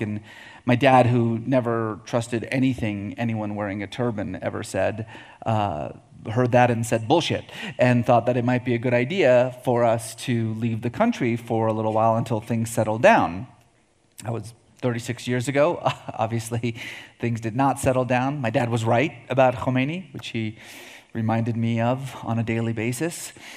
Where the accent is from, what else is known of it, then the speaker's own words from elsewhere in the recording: Iran; I was born in Iran